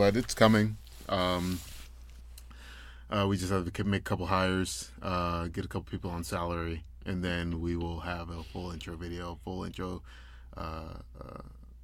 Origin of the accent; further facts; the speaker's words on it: Memphis, Tennessee, United States; also born or lived in Knoxville, Tennessee; I'm originally from Memphis, Tennessee.